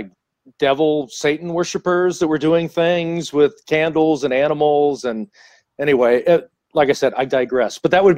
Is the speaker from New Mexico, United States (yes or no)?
no; Seattle, Washington, United States; I grew up in Seattle